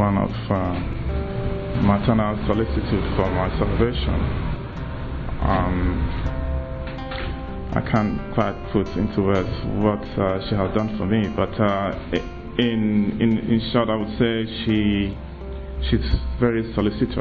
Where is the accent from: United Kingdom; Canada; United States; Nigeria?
Nigeria; moved away; originally from Nigeria.